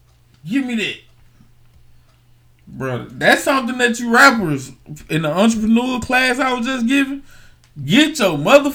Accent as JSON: {"language": "English", "region": "New York", "country": "United States", "said": "Because I'm from New York."}